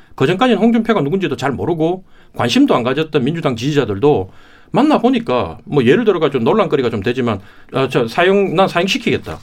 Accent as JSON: {"language": "Korean", "town": "Daegu", "region": "Daegu / North Gyeongsang", "country": "South Korea", "tie": "born or raised there", "said": "제 고향인 대구 경북을"}